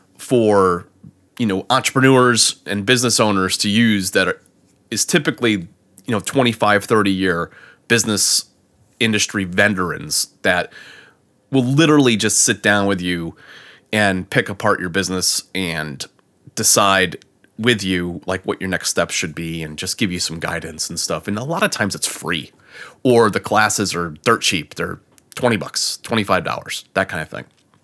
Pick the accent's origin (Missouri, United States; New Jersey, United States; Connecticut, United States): Connecticut, United States; now in Florida, United States; I mean, growing up in Connecticut and being down here in Florida for 10 years, I'll drop that Southern thing every once in a while.